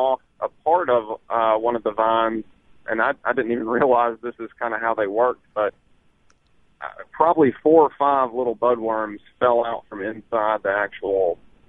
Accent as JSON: {"language": "English", "town": "Columbus", "region": "Mississippi", "country": "United States", "said": "Well, I'm from Columbus, but I'm going through Okolona right now."}